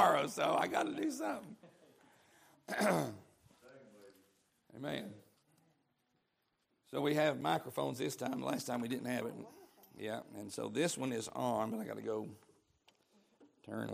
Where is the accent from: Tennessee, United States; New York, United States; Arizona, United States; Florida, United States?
Tennessee, United States; East; I'm from East Tennessee